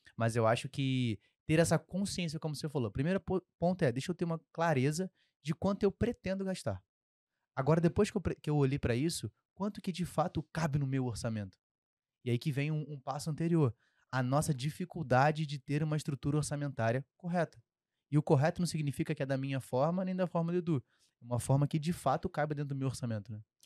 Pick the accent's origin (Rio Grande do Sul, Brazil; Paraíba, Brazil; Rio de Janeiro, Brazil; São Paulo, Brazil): Rio de Janeiro, Brazil; accent: carioca; sempre vai sair um X mais forte aqui, porque eu sou carioca